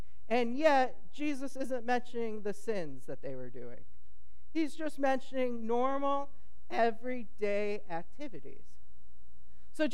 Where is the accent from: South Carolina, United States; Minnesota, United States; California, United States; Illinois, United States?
California, United States; I'm from California